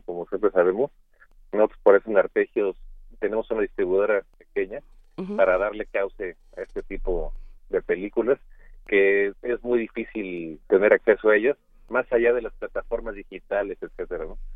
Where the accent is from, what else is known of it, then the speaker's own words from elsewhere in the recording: Mexico; como mexicanos, que no hay una gran tradición de ajedrez en nuestro país